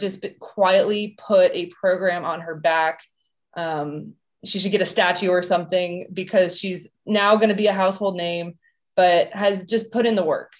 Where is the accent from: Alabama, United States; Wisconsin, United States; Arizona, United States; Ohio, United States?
Arizona, United States; Tucson; I'm from Tucson